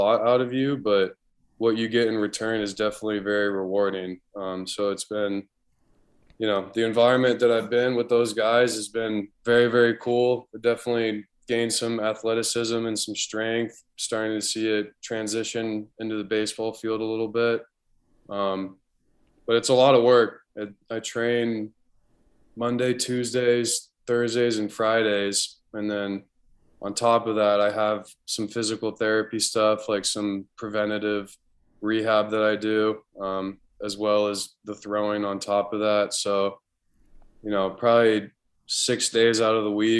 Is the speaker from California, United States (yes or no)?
yes; San Diego, California, United States; a lot of guys that I grew up in San Diego